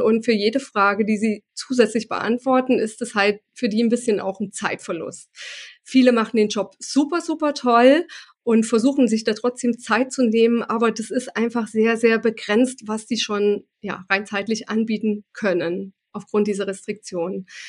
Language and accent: German; Germany; bei uns in Deutschland